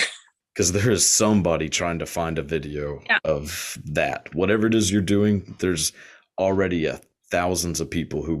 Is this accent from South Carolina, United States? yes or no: no; Texas, United States; accent: Southern; Like, I mean, I'm from Texas, so super southern, but like, I think I've kind of gotten rid of mine.